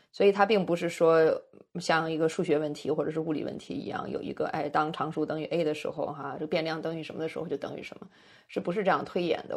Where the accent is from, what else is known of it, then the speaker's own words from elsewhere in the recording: China; moved away as an adult; now in United States; 当年我们成长的环境，呃，就是七十年代的中国